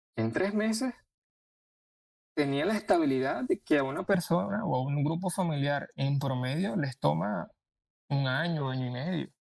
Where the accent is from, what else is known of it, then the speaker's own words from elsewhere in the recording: Venezuela; moved away as an adult; now in Orlando, United States; A mí aquí me tratan como venezolano